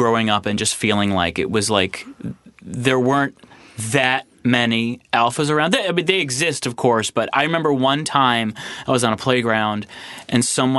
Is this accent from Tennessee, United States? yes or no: no; Ann Arbor, Michigan, United States; I'm from Ann Arbor, Michigan, which is a college town.